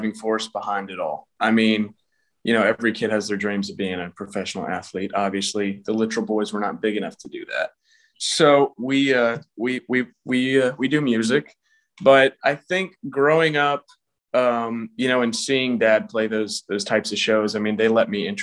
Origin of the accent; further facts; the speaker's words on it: Atlanta, Georgia, United States; I'm from Atlanta, Georgia